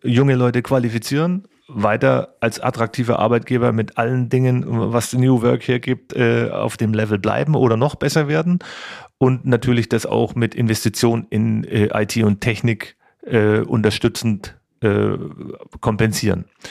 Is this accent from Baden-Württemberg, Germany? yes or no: no; Kulmbach, Bavaria, Germany; ich bin hier Oberfranke, ich komme aus Kulmbach, bin da geboren, habe da Handballspiel und Schlagzeugspielen gelernt